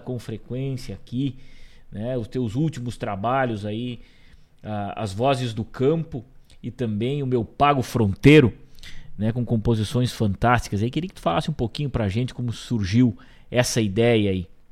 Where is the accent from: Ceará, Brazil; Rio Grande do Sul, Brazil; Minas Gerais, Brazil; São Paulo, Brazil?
Rio Grande do Sul, Brazil; Rosário do Sul; moved away as an adult; sou natural de Rosário do Sul, e morei até meus 22 anos lá e cresci também